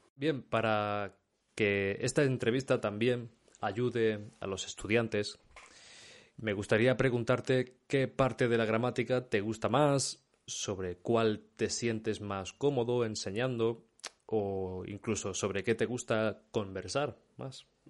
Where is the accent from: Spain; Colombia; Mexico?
Spain; Córdoba, Andalusia; yo soy de Córdoba, una zona muy seca